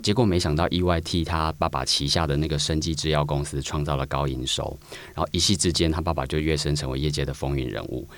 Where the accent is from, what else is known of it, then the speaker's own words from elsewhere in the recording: Taiwan; 我们台湾话